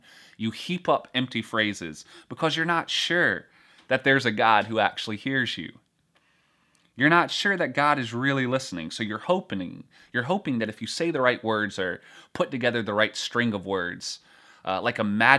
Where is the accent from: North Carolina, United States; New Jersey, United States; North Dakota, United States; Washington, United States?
North Carolina, United States; At least where I grew up in North Carolina.